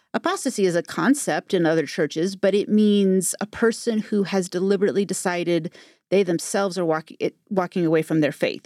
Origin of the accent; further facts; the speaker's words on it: Modesto, California, United States; I grew up in Modesto, California.